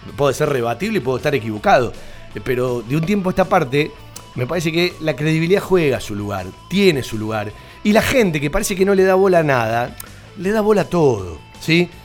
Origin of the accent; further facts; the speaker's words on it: Banfield, Buenos Aires Province, Argentina; Yo nací en Banfield